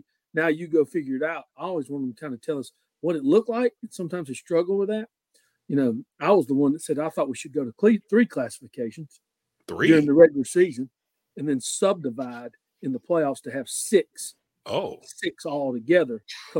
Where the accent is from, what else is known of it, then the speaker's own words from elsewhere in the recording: North Carolina, United States; everybody in our area is spoiled. I came from Watauga County. We had to travel.